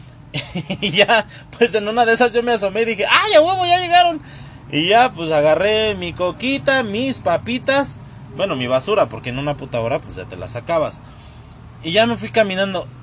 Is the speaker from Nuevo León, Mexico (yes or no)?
no; Tlalnepantla, State of Mexico, Mexico; soy de Tlalnepantla